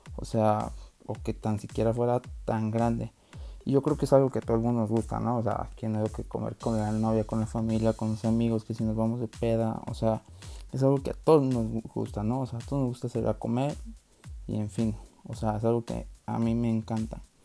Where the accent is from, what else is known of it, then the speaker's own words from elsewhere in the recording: Mexico; en nuestro país, que yo creo que todos agradecemos que vaya creciendo toda la gastronomía en México